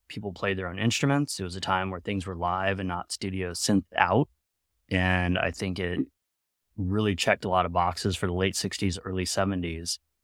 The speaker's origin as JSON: {"language": "English", "town": "Sacramento", "region": "California", "country": "United States", "tie": "born or raised there", "said": "growing up in Sacramento, public school system in the early nineties"}